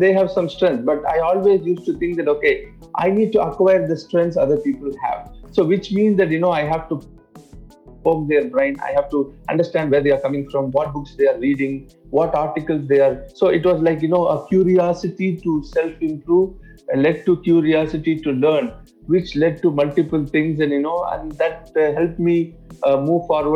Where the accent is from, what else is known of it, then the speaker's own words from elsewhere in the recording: India; English is a second language; now in Dubai, United Arab Emirates; I'm not from UAE. I'm actually, born and brought up in India. I grew in a small town, which is almost in the coast of India